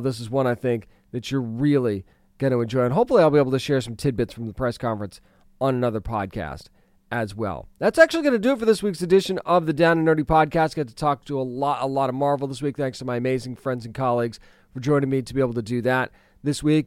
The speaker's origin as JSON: {"language": "English", "region": "New England", "country": "United States", "tie": "born or raised there", "said": "I grew up in New, eh, partially in New England"}